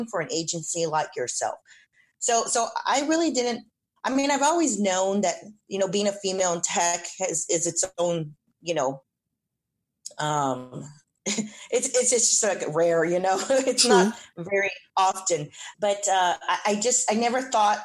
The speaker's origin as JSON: {"language": "English", "town": "San Antonio", "region": "Texas", "country": "United States", "tie": "born or raised there", "said": "I'm originally born and raised in San Antonio."}